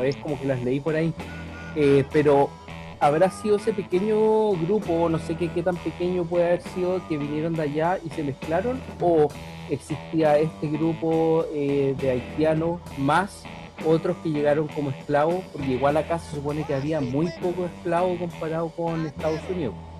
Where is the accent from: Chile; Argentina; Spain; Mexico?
Chile; como cualquier chileno medio